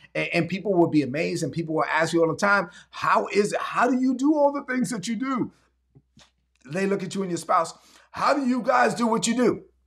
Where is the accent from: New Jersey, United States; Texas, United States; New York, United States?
New York, United States; New York City; When I was growing up in Brooklyn, I'm Dominican. I'm the first of my family born in, in this country